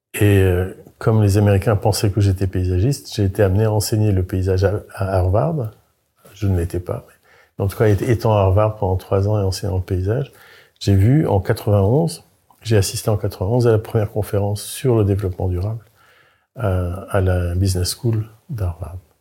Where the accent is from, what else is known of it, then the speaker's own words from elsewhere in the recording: Carantec, Brittany, France; moved away as an adult; also born or lived in Paris; je suis breton, je suis un Finistérien du Nord